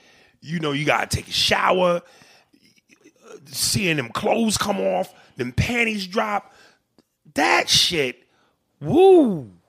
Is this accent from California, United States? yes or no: no; Boston, Massachusetts, United States; And nigga, I'm from Boston, Massachusetts.